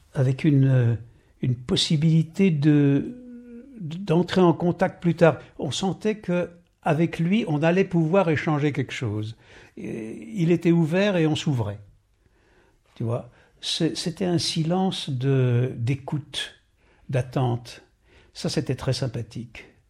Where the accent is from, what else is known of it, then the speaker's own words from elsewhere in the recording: Paris, Île-de-France, France; je suis parisien